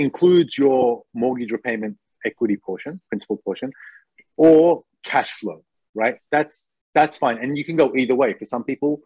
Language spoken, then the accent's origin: English; Australia; now in Japan; I'm Australian